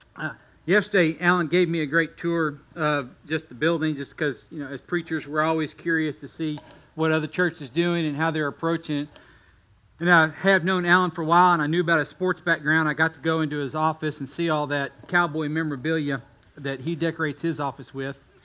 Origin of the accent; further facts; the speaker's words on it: Texas, United States; also born or lived in Kentucky; I was born in Kentucky, but we moved to Texas as fast as we could